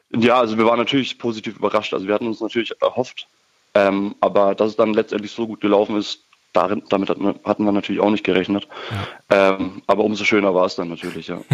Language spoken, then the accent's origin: German; Würzburg, Bavaria, Germany; aus Würzburg kommen wir